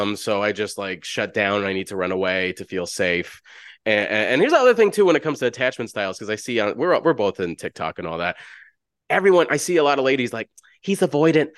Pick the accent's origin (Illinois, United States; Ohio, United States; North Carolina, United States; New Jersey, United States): Illinois, United States; Chicago; I'm from South Side Chicago, oldest of ten siblings. I grew up in the hood.